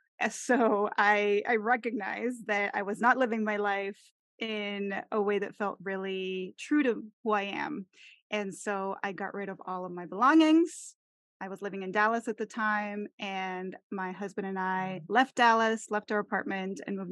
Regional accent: Mexico; English is a second language; I am originally from Mexico, from where you are, Marisol. I was born in Mexico City and then raised throughout all different parts of Mexico. I lived in, I think it's seven different cities throughout my upbringing

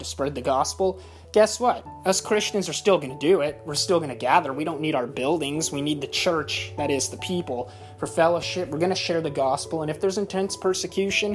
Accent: United States

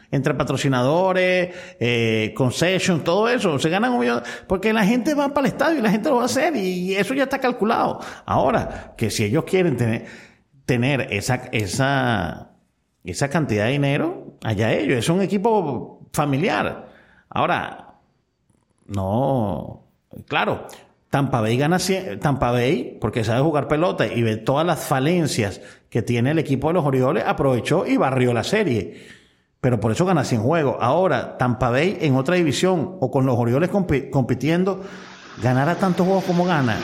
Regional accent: Venezuela; como venezolano

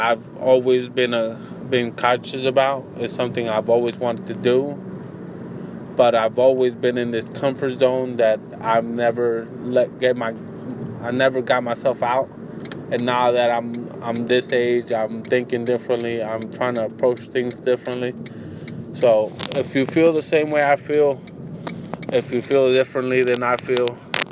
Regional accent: United States; as an American

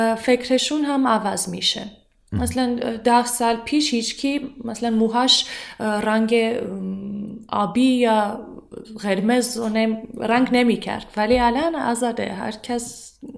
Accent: Armenia; Persian is a second language; من ارمنیم

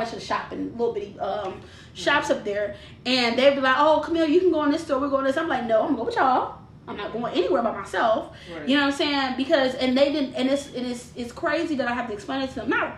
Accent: Detroit, Michigan, United States; also born or lived in Dearborn, Michigan; I was west side till I was 16. I was raised on Plymouth and Evergreen is where I was raised till I was 16. Then we moved out to Dearborn

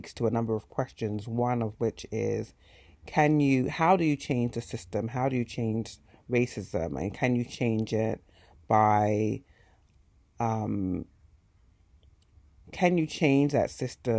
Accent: Hertfordshire, East of England, United Kingdom; moved away; where I grew up in Hertfordshire

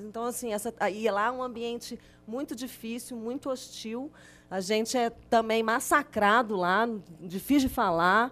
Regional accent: Belo Horizonte, Minas Gerais, Brazil; now in Brumadinho, Brazil; eu nasci em Belo Horizonte e fiz jornalismo

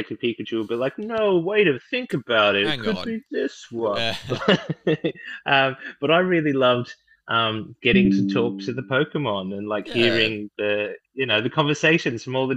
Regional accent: Australia; we missed out in Australia

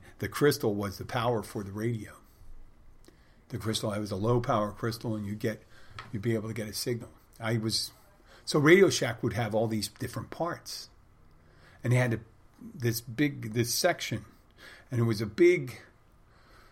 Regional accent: Philadelphia, Pennsylvania, United States; I said I was from Philadelphia

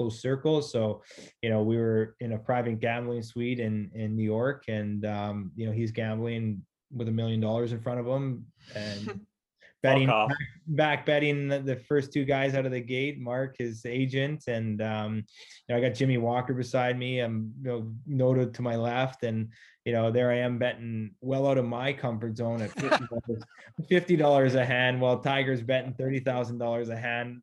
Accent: Northern Ontario, Canada; being Native American, coming from Northern Ontario

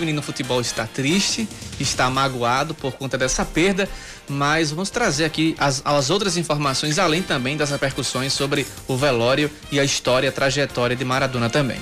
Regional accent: Sapé, Paraíba, Brazil; moved away as an adult; also born or lived in Guarabira; Eu sou de Sapé da Gema, crescido, nascido em Sapé

